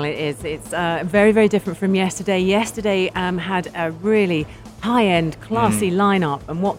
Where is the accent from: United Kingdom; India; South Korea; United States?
United Kingdom; As for me, as a Brit